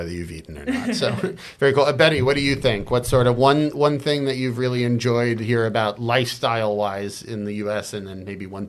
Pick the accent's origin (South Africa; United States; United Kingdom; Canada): United States; also born or lived in China; I grew up in America.